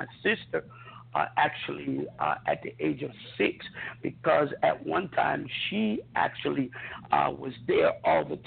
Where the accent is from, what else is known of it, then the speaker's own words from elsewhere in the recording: Honolulu, Hawaii, United States; also born or lived in Fort Hood, Texas; I grew up in Honolulu, Hawaii, as a child.